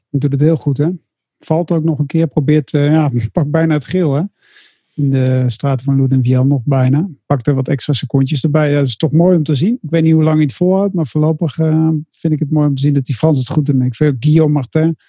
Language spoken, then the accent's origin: Dutch; Netherlands; als Nederlander